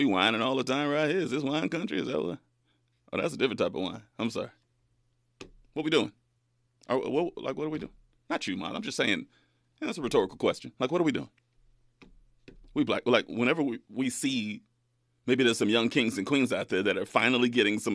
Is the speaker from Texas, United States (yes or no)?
no; Bakersfield, California, United States; moved away as an adult; now in Los Angeles, United States; my hometown, Bakersfield